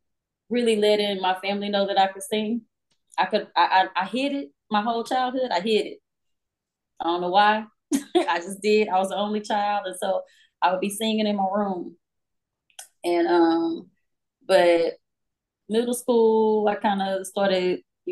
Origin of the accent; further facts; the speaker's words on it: Fort Worth, Texas, United States; I'm from Fort Worth